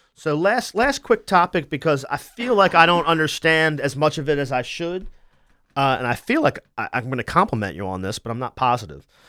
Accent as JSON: {"language": "English", "town": "Wilmington", "region": "Delaware", "country": "United States", "said": "my family's from Philadelphia, I'm from Wilmington"}